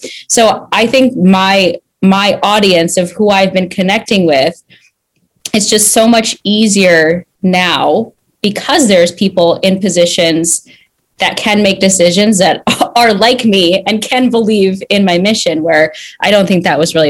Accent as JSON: {"language": "English", "region": "Minnesota", "country": "United States", "tie": "born or raised there", "moved": "as an adult", "said": "growing up in Minnesota and being really the only brown person in my school"}